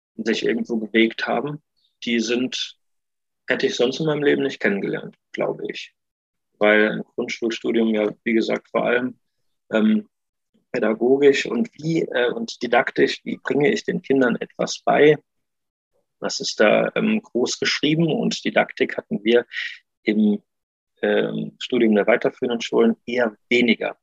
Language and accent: German; Neuwied, Rhineland-Palatinate, Germany; moved away as an adult; also born or lived in Cologne; habe ich nochmal in meiner Heimat, Heimat Weiß, Neuwied, äh, am Gymnasium gearbeitet